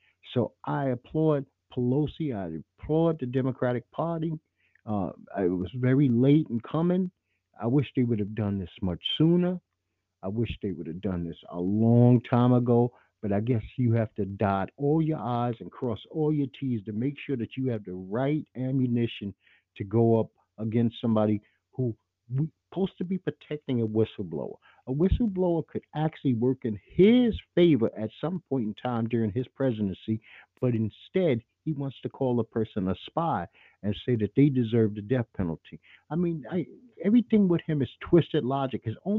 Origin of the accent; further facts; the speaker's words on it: New York City, New York, United States; I'm from Brooklyn, New York, where the Italians were bold-faced racists in New York City.